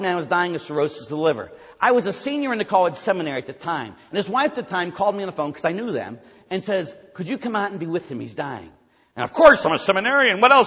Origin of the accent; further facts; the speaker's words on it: Pittsburgh, Pennsylvania, United States; I'm from Pittsburgh. Can you tell? I say yins a lot